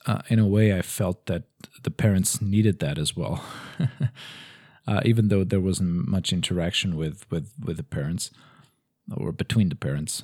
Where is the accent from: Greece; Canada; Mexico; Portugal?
Portugal; Lisbon; now in Madrid, Spain; in Lisbon, uh, where I'm actually from